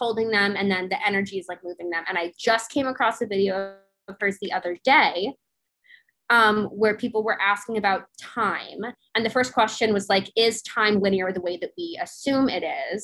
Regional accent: Florida, United States; also born or lived in Hawaii; I grew up in a divorced household, and not only divorced, but my mom and I moved to Florida from Hawaii when I was like 7

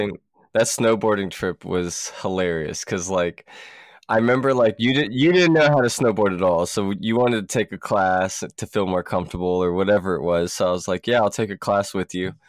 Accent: Columbus, United States; from where we're from, you know, back in Columbus

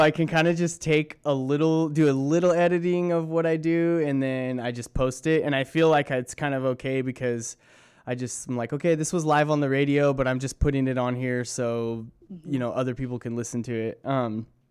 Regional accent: Southern California, United States; growing up in Southern California

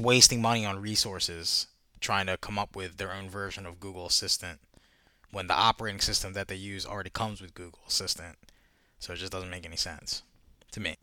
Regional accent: United States; I'm American

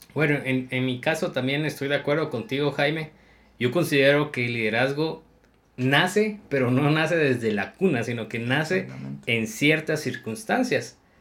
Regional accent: Guatemala; la impuntualidad es, parte de nuestra cultura y es un pensamiento limitante, creer de que el guatemalteco tiende a ser impuntual

